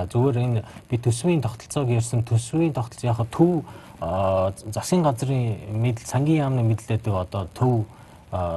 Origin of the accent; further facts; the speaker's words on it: Bayankhongor Province, Mongolia; Би баян хонгорох л доо.